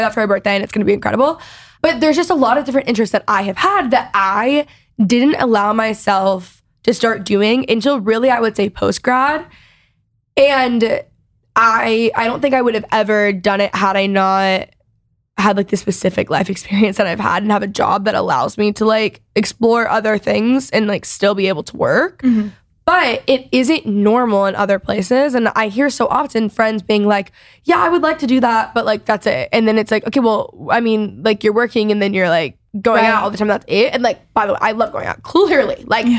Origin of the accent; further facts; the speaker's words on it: Texas, United States; So obviously growing up in Texas, I don't actually, if you don't know, competitive cheer is like